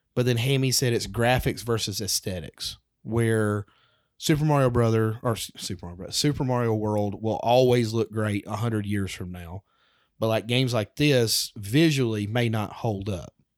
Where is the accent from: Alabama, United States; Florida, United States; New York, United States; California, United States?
Alabama, United States; I'm a redneck from Alabama